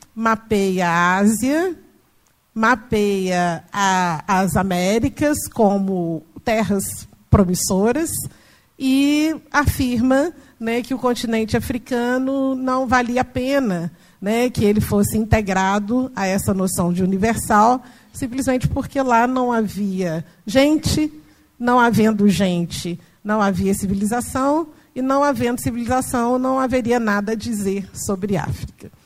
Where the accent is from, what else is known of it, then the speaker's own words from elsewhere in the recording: Minas Gerais, Brazil; eu sou mineira, mineira da roça, do interior, entendeu? E de uma família tradicionalmente católica, de práticas assim, tradicionais de folia de reis, de congado e tal. Então, cresci e fui criada nesse ambiente